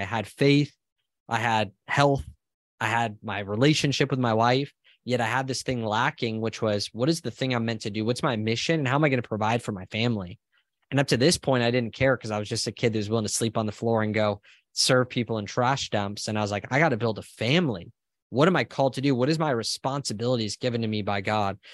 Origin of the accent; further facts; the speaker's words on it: Southern California, United States; moved away as an adult; now in Austin, United States; I'm originally from Southern California. I'm now in Austin, Texas with my family